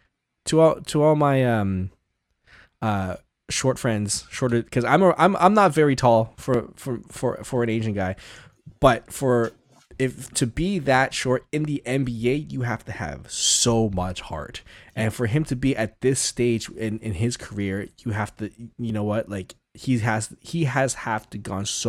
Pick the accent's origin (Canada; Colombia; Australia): Canada; as a Canadian basketball fan